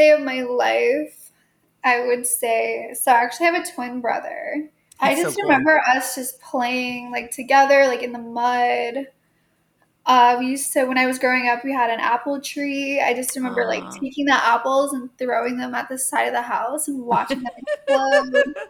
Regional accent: New York, United States; moved away; I grew up in New York.

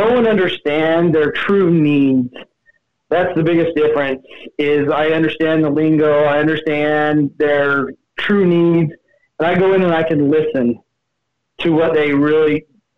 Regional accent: Utah, United States; moved away as an adult; also born or lived in Las Vegas, Nevada; Born and raised in Utah, where I went to Fremont High and met my wife, and then we moved down to Vegas

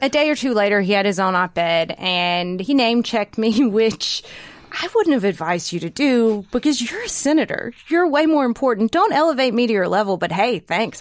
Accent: Holly Springs, Mississippi, United States; my hometown, Holly Springs

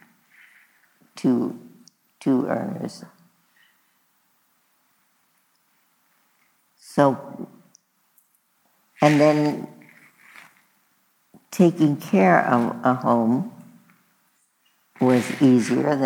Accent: New York City, New York, United States; we were both born and bred in Brooklyn, New York.

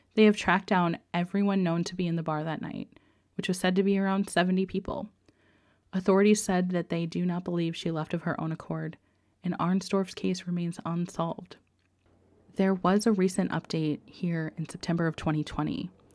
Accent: Dubuque, Iowa, United States; my hometown of Dubuque, Iowa

